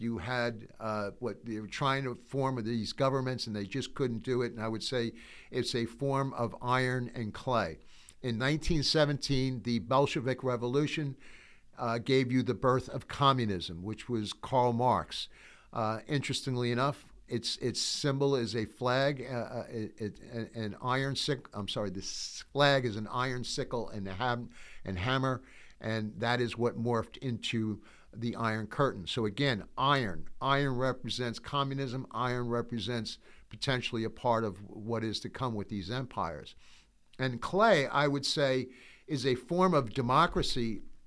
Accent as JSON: {"language": "English", "country": "United States", "said": "I'm an American. I'm proud to be an American"}